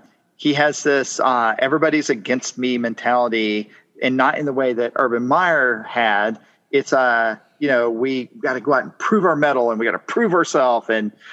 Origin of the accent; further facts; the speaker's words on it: Ireland; I'm Irish, but I'm probably fine living a little less interesting times.